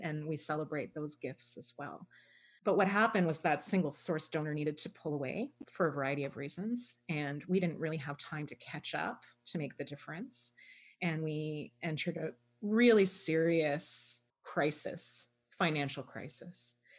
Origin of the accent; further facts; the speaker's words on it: Toronto, Ontario, Canada; I was born and raised in Toronto, actually, um, right in the downtown at St. Michael's Hospital